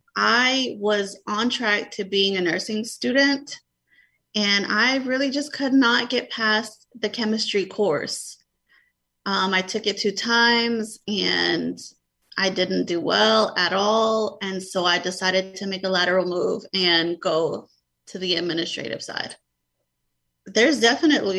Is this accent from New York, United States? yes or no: yes; New York, United States; moved away; I grew up in New York, in the Bronx